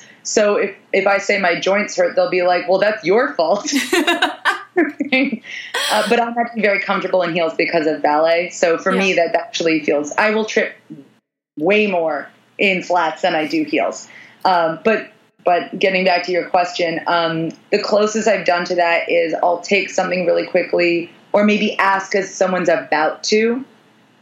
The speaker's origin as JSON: {"language": "English", "region": "New York", "country": "United States", "said": "I'm a New Yorker."}